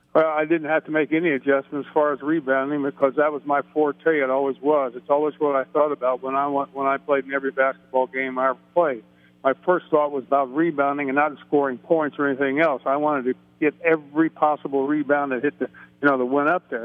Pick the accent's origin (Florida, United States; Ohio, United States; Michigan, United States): Ohio, United States; Middletown; I'm from Middletown, Ohio, Middletown Middies